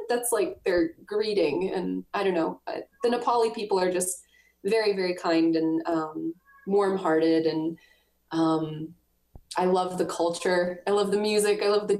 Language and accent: English; United States; Americans are very, I love being American, and like, I've traveled all around the world and I am proud of being American.